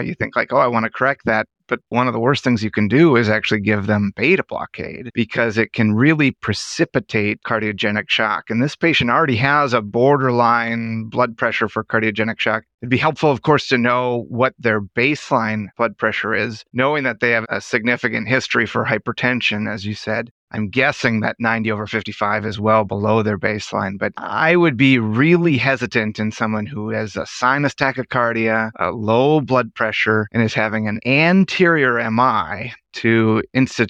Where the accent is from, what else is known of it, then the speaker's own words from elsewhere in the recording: Minnesota, United States; I grew up in Minnesota, so this has always been kind of home for me